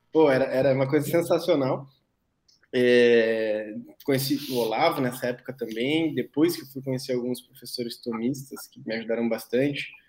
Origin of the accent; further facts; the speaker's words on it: Cachoeirinha, Rio Grande do Sul, Brazil; moved away as an adult; also born or lived in Porto Alegre / Passo Fundo; eu sou natural daqui de Porto Alegre, de Cachoeirinha, na verdade, eu morei a vida toda, mas sou natural de Porto Alegre